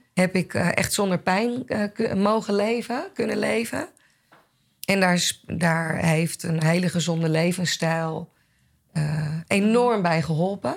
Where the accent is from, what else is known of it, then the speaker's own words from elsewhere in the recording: Blaricum, North Holland, Netherlands; ik kom uit Blarikum, ben opgegroeid in, eh, in het Gooi.